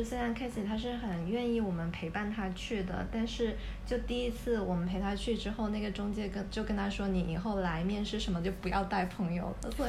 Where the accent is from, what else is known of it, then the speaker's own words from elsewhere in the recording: China; now in Hong Kong; 但是因为我们作为大陆人，在香港这里，可能因为跟香港同样的肤色、同样的相似的外貌，我们不会觉得自己是移民。